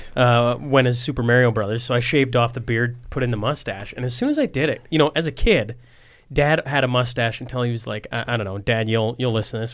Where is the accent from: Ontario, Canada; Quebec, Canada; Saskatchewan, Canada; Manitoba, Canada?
Saskatchewan, Canada